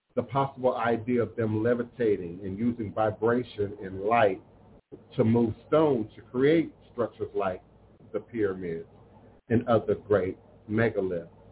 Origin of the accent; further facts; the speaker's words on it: Chicago, Illinois, United States; I'm from Chicago, born in Chicago